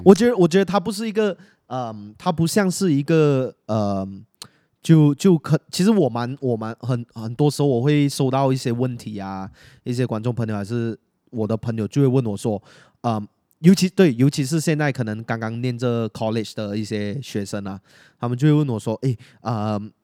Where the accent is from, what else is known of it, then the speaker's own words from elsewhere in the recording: Penang, Malaysia; accent: Malaysian-accented Mandarin; 我，我跟你都是来自同样的学校嘛嗯。然后我们的学校在，毕竟在槟城啊，然后我们都是很华人的一个